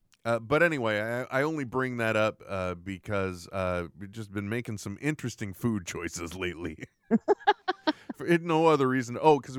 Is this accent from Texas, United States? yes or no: no; Wyoming, United States; I'd like to remind you, Will, I grew up in Wyoming.